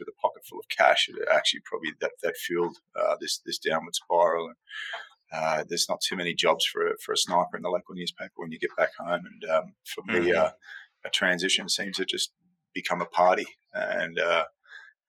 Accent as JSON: {"language": "English", "town": "Sydney", "region": "New South Wales", "country": "Australia", "tie": "born or raised there", "also_born_or_lived": "Melbourne, Australia / Iraq / South America / South Africa", "moved": "as an adult", "lives_now": "Harare, Zimbabwe", "said": "I was born in Melbourne, mostly raised in Sydney"}